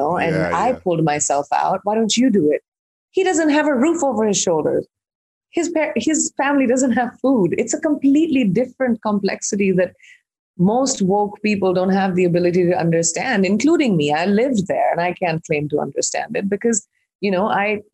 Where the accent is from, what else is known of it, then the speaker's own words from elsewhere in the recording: India; I'm an Indian who's grown up in India